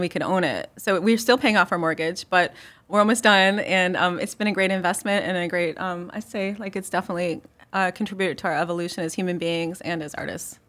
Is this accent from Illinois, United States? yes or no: yes; Chicago, Illinois, United States; now in Marion, United States; I grew up in Chicago